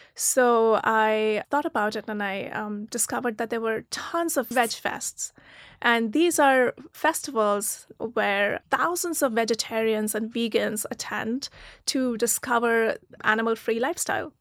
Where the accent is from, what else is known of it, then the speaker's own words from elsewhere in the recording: Pune, Maharashtra, India; moved away as an adult; also born or lived in Meerut, India / Germany; now in United States; I was born in a small town called Meerut, um, in the north of India, but I grew up in Pune, which is near Mumbai.